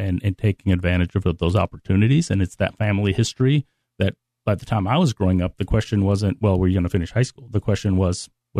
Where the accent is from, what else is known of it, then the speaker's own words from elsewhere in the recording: United States; Growing up overseas, as an American overseas, you always see the world in kind of a very different way.